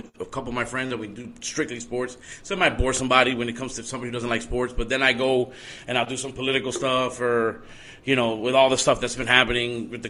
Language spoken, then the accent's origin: English; Miami, Florida, United States; born and raised Miami, Florida